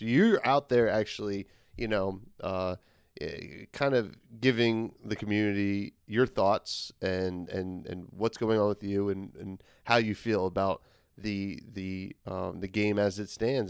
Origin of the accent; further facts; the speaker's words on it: United States; as an American